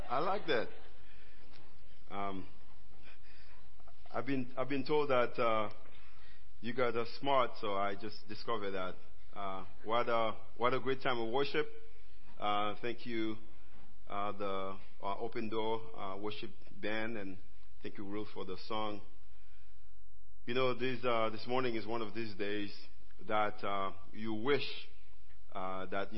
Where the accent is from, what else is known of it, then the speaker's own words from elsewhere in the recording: Haiti; accent: Haitian; I live in Haiti. I'm a Haitian. My accent can tell you that.